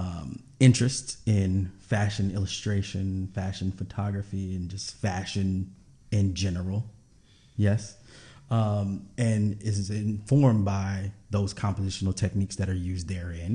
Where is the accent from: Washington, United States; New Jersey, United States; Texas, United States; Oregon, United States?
Texas, United States; Houston; growing up in Houston with a large Nigerian population